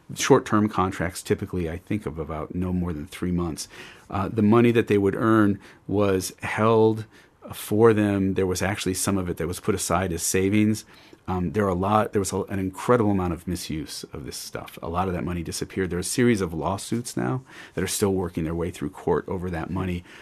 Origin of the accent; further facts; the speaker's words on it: Indianapolis, Indiana, United States; I grew up in Indianapolis